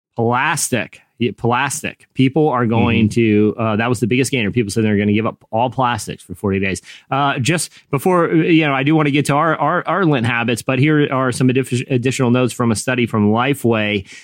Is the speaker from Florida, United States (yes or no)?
no; Virginia, United States; I grew up in you know Virginia